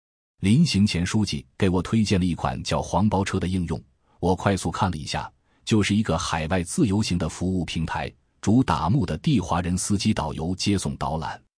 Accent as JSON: {"language": "Chinese", "town": "Harbin", "region": "Heilongjiang", "country": "China", "moved": "as an adult", "lives_now": "Japan", "said": "我是哈尔滨人，来日本十三年了。我在哈尔滨是做厨师的"}